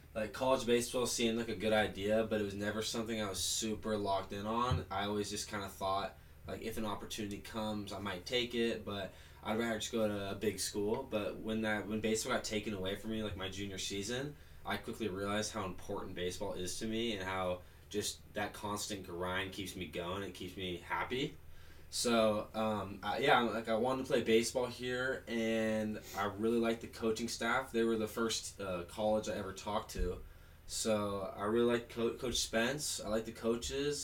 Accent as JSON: {"language": "English", "town": "Seattle", "region": "Washington", "country": "United States", "tie": "born or raised there", "said": "I'm a freshman pitcher from Seattle, Washington. I went to O'Day High School"}